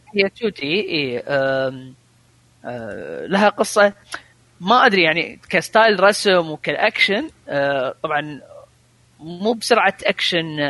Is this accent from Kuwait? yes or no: yes; Kuwait; عندنا بالكويت